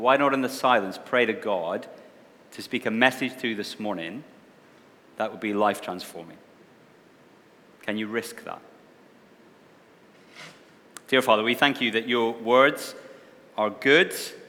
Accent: Wishaw, Scotland, United Kingdom; accent: mongrelized; now in Scarborough, United Kingdom; I'm not originally from Scarborough. I have a bit of a mongrelized accent. I come from Scotland, a little town called Wishaw, which most of you have never heard of, I'm sure.

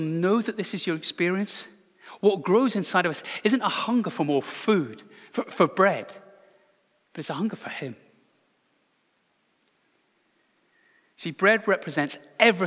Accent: Glasgow, Scotland, United Kingdom; Growing up in Glasgow in the 1980s

